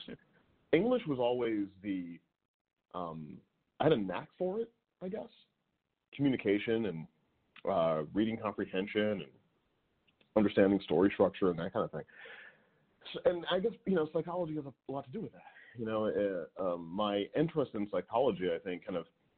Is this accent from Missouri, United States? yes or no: yes; St. Louis, Missouri, United States; moved away; I grew up in St. Louis, Missouri.